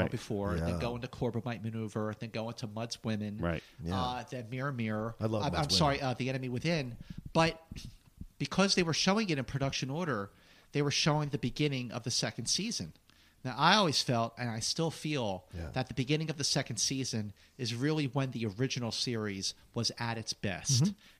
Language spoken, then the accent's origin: English; Philadelphia, Pennsylvania, United States; I was a six-year-old kid growing up in Northeast Philadelphia